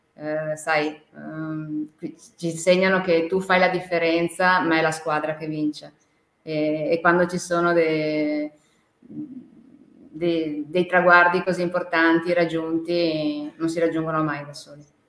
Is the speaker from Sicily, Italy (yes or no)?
no; Veneto, Italy; also born or lived in China; noi siamo veneti, e veniamo da Ven- Treviso, Venezia